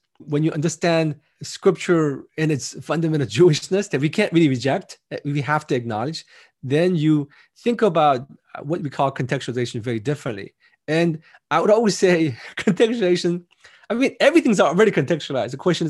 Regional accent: United States; even though I'm Korean American, we didn't want the whole center to be wink, wink, Korean American Center.

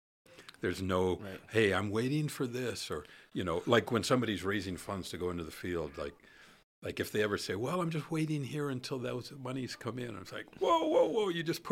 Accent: Alaska, United States; I'm a boy from the woods in the Holy Land. I grew up in Alaska

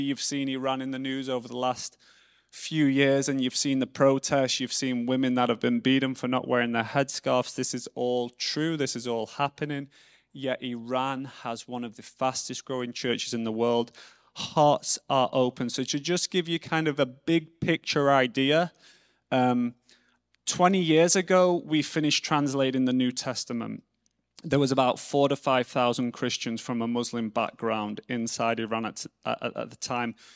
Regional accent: England, United Kingdom; I'm English

